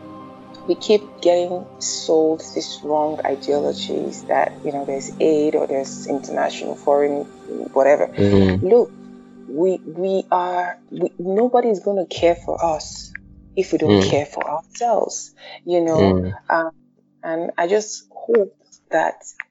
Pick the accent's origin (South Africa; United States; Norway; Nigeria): Nigeria; I'm Nigerian first